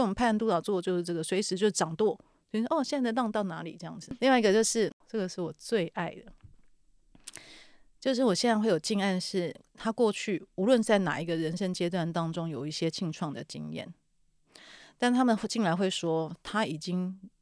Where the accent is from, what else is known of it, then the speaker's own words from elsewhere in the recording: Taiwan; 我们台湾人类的意识的能量场